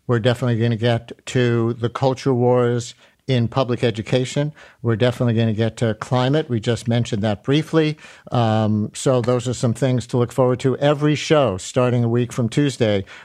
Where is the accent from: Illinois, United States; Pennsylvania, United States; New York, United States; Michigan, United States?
New York, United States; Queens; my parents were from the Bronx. Yankee fans my first games were going to Yankee Stadium, but I grew up in Queens, just a few miles from Shea Stadium, and so was going to Mets games as a kid all the time.